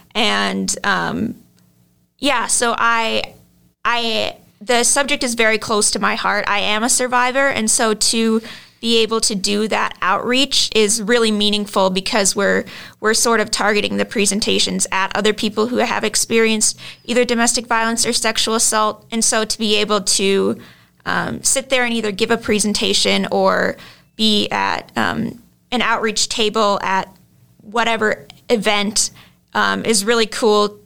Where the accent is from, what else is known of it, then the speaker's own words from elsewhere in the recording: Lino Lakes, Minnesota, United States; I'm from Lino Lakes, Minnesota.